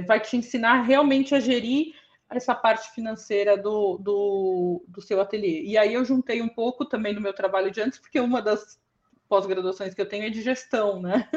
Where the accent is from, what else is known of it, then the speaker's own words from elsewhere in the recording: São Paulo, Brazil; eu sou da zona sul de São Paulo